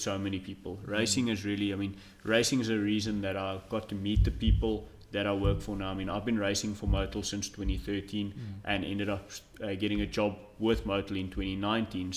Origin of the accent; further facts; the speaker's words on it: South Africa; as a South African